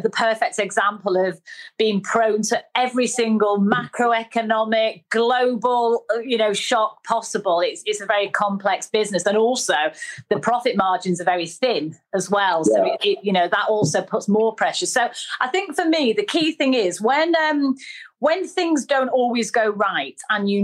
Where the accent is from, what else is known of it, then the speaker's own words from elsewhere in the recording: Manchester, North West England, United Kingdom; accent: northerner; I was brought up in Manchester